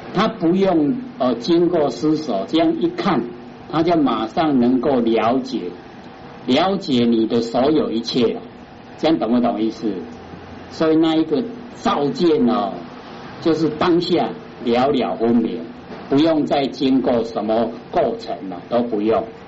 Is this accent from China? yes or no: no; Taiwan; 我们台湾话就是这样讲啊